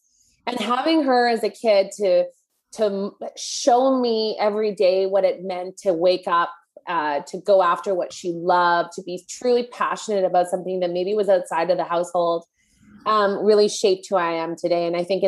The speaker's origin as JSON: {"language": "English", "country": "Canada", "said": "And I had never heard of this because I'm Canadian."}